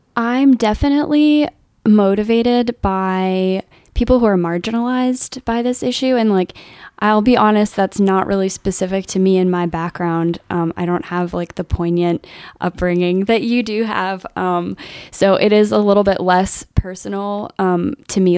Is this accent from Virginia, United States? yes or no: yes; Alexandria, Virginia, United States; moved away as an adult; also born or lived in San Francisco; now in Baton Rouge, United States; I grew up in Alexandria, Virginia